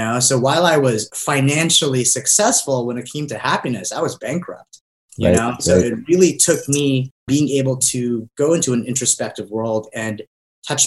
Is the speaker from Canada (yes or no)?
no; Southern California, United States; also born or lived in Philippines; I moved here to Southern California from the Philippines when I was 6